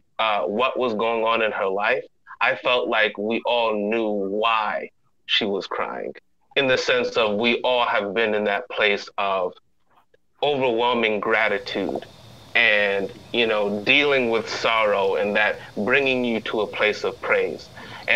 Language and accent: English; Hamden, Connecticut, United States; now in West Palm Beach, United States; I grew up in Hamden, Connecticut, eventually I moved to West Palm Beach, Florida